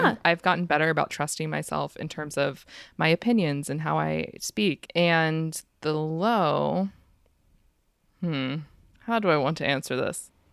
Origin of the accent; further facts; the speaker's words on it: United States; I am American